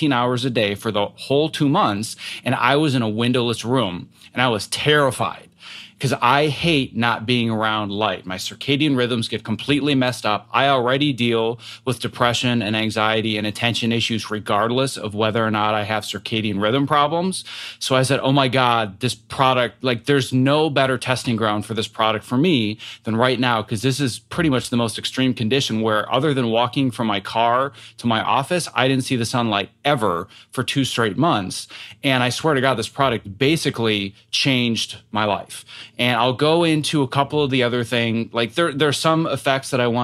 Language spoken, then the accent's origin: English; Wisconsin, United States; moved away; I came from Wisconsin originally